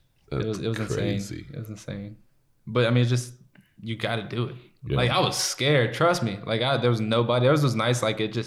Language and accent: English; Louisiana, United States; now in Dallas, United States; We're talking about from Louisiana. That's why I moved to Dallas. Because I knew, because like I'm literally from one red light town. Like, no joke, one red light.